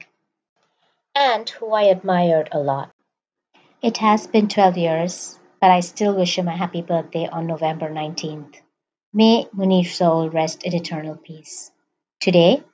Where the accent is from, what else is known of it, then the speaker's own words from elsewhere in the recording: Mumbai, Maharashtra, India; I grew up in Mumbai, India